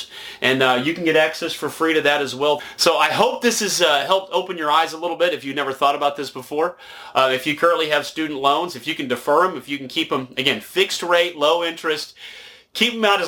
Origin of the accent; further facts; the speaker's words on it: Nashville, Tennessee, United States; moved away; I'm originally from Nashville